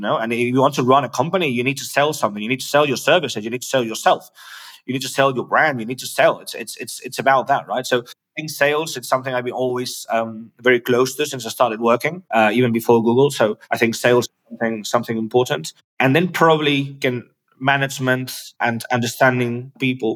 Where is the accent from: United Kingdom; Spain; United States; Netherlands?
Spain; English is a second language; I was born in Spain.